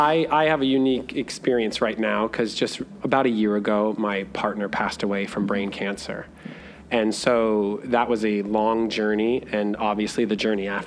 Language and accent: English; Idaho, United States; from Idaho. Like, I came here not knowing what to expect, not knowing.